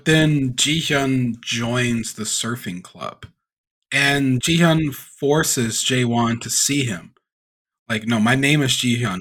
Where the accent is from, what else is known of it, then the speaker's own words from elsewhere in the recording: Louisiana, United States; I'm from Louisiana